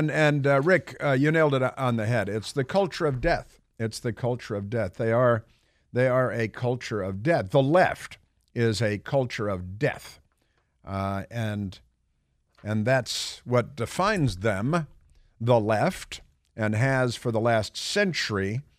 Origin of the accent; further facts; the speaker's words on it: Chicago, Illinois, United States; I know I grew up on the North Shore of Chicago.